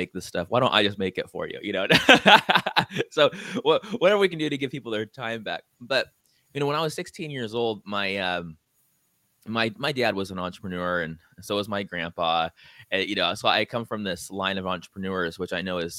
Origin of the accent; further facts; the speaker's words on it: San Diego, California, United States; now in Hawaii, United States; And I'm from San Diego.